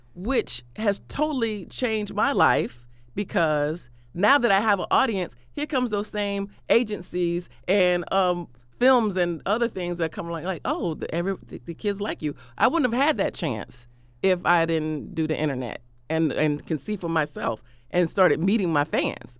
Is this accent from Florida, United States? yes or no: yes; Florida, United States; I'm from Florida